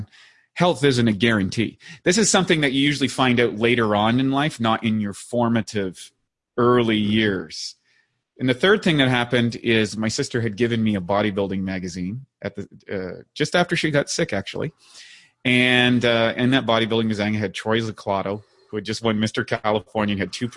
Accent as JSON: {"language": "English", "region": "Northern Canada", "country": "Canada", "tie": "born or raised there", "said": "growing up in Northern Canada, you know, in Canada, and playing hockey"}